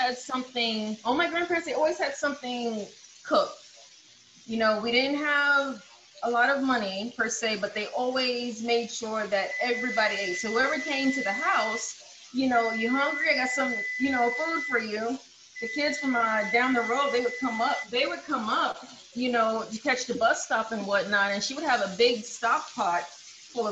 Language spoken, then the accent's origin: English; the South, United States; I grew up in the South